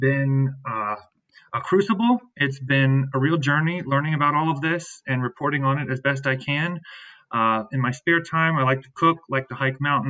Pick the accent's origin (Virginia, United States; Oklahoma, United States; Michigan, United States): Virginia, United States; Shenandoah Valley; moved away as an adult; now in Washington, D.C., United States; I'm originally from the Shenandoah Valley of Virginia, a Mennonite boy from the valley